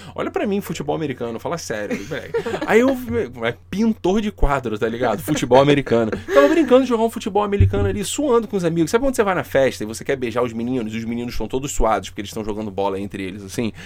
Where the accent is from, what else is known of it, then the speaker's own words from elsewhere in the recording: Rio de Janeiro, Brazil; a gente é do Rio de Janeiro